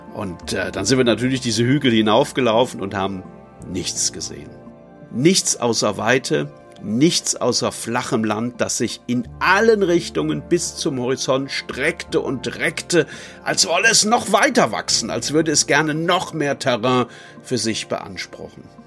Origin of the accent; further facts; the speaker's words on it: Neuwied, Rhineland-Palatinate, Germany; Ich komme wie unser Prinz aus Neuwied